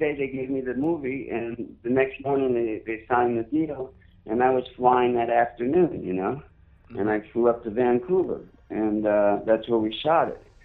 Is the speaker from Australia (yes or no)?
no; Paris, Île-de-France, France; moved away; I grew up in Paris